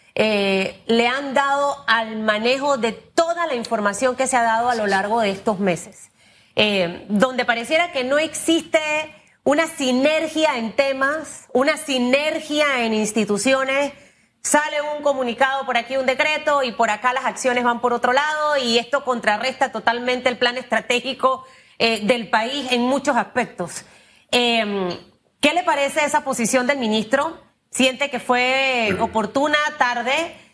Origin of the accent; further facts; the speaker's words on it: Panama; como panameña